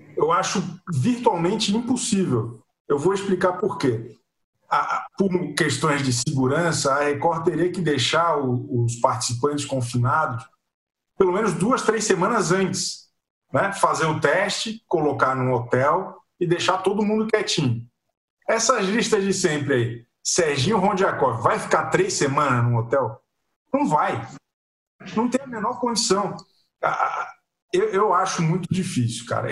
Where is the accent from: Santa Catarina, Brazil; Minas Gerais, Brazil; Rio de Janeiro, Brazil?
Santa Catarina, Brazil; Florianópolis; eu que sou de, de Florianópolis